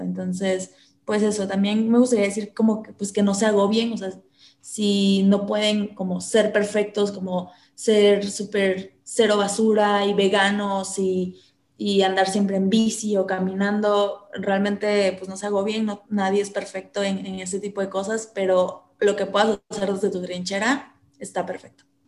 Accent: Coatzacoalcos, Veracruz, Mexico; moved away as an adult; now in Guadalajara, Mexico; Yo nací en Veracruz, en una ciudad porteña eh, al sur de Veracruz, muy pegadito a Tabasco, que se llama Coatzacoalcos. Y ahí crecí hasta como a los 21 y medio, 22

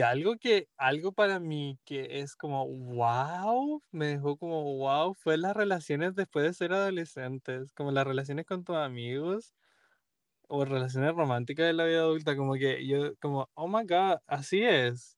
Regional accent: Chile; now in Boston, United States; soy chileno

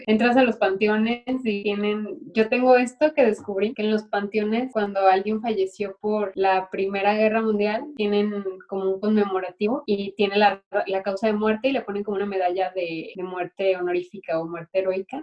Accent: Guadalajara, Jalisco, Mexico; moved away as an adult; now in Paris, France; yo vengo de mi pasividad de Guadalajara, mexicana

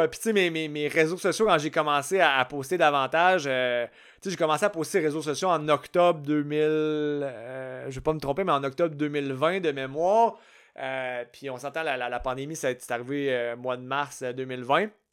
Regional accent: Canada; je suis canadien, je suis pas né dans le bon pays

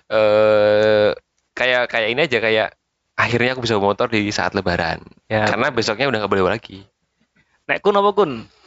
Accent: Kalimantan, Indonesia; karena aku dulu ya lebaran waktu kecil di Kalimantan ada lebaran juga di sana

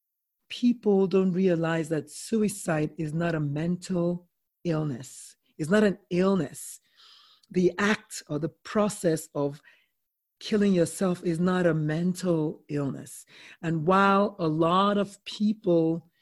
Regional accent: Nigeria; I'm Nigerian

